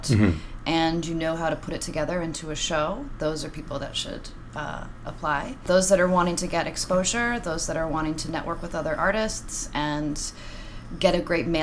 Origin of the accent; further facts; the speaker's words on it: Montana, United States; now in Washington, D.C., United States; I'm from Montana and I haven't actually been to my hometown in like since 2008.